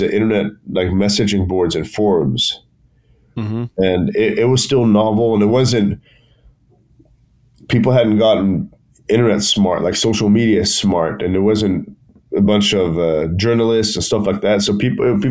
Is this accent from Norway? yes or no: yes; Bergen, Vestland, Norway; back home in my hometown of Bergen in Norway